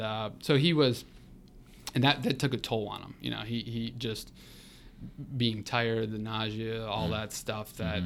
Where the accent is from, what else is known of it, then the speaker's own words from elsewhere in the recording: North Royalton, Ohio, United States; now in Columbus, United States; born and raised in the Cleveland area, North Royalton